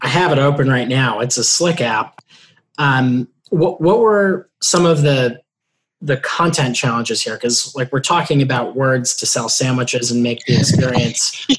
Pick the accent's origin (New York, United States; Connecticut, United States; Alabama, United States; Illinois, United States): New York, United States; New York City; I am from New York City, but my family is from Louisiana